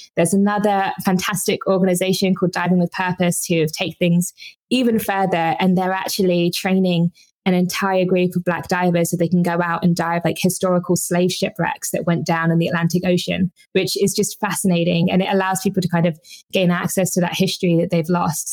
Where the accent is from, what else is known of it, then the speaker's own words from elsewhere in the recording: Brighton, South East England, United Kingdom; in the UK, I grew up in Brighton.